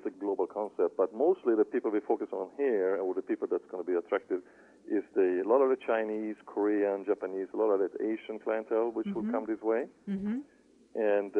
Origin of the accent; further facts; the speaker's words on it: Sweden; you for sure will have some some hard bread and a few herrings on a buffet, you know, just because, that simple reason I'm from Sweden.